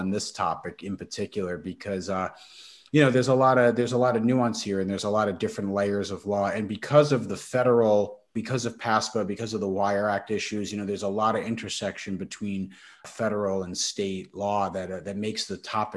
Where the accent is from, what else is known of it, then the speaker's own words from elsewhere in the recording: Western Massachusetts, United States; my hometown in Western Mass